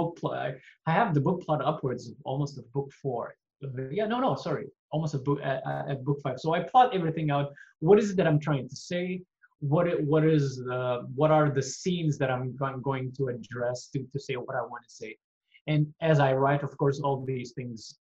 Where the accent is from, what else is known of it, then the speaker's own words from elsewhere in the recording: Mozambique; now in Quebec, Canada; I was growing up in Mozambique